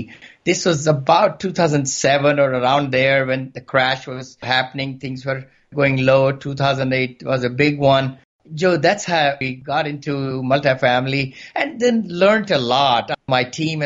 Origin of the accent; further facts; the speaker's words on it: India; moved away as an adult; now in San Francisco, United States; I came from India about 40 years back